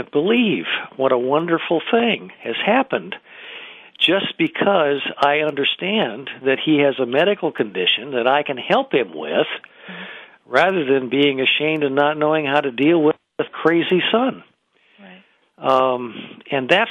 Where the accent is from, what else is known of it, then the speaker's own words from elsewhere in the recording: Iowa, United States; moved away; I'm originally from Iowa